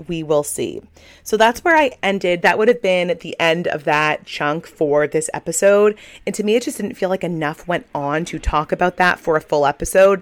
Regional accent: Kennebunk, Maine, United States; my hometown in Kennebunk, Maine

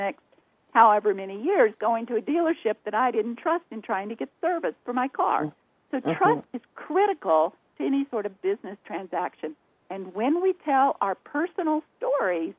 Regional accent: the South, United States; accent: Southern drawl; people can tell by the way we talk. We're from the South

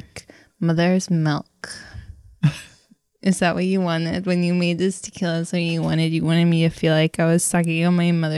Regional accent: Miami, Florida, United States; born or raised there

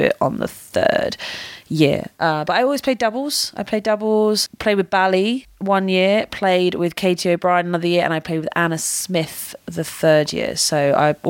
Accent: United Kingdom; being British

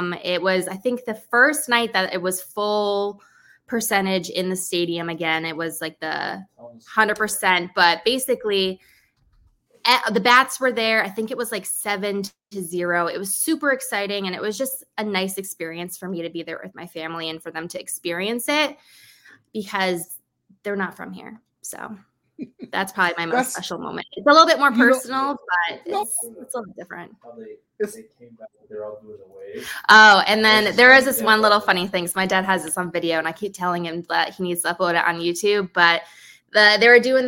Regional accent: East Coast, United States; moved away as an adult; now in Chicago, United States; I'm from the East Coast. So I lived in Chicago for almost 6 years now

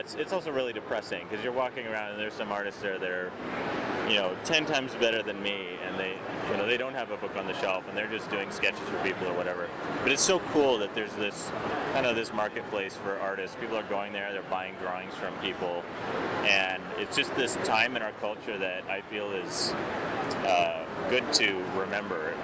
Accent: Canadian Prairies, Canada; my growing up on the Canadian prairies

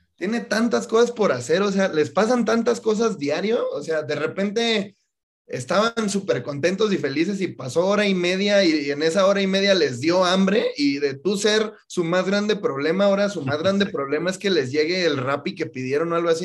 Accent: Mexico; Yo, como muchos mexicanos, fui a la universidad

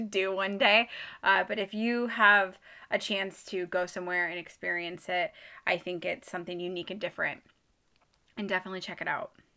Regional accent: Midwest, United States; I'm from the Midwest

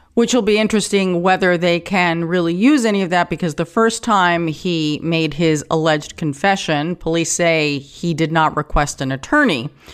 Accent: New York City, New York, United States; I grew up in Forest Hills

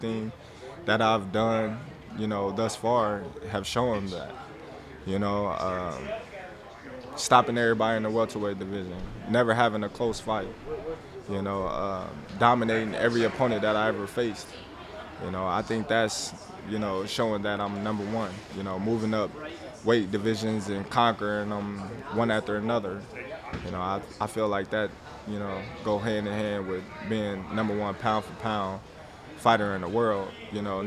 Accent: Lincoln, Nebraska, United States; my hometown in Lincoln

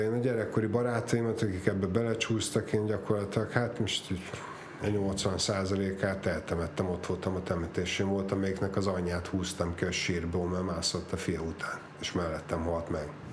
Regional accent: Budapest, Hungary; Budán születtünk, a Fönto János hegyen.

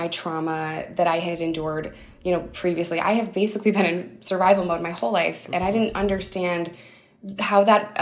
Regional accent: upstate New York, United States; It's like 200% below the poverty line in upstate New York

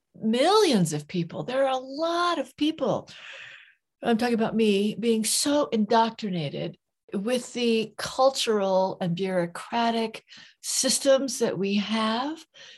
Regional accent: California, United States; now in Santa Fe, United States; I was born in California.

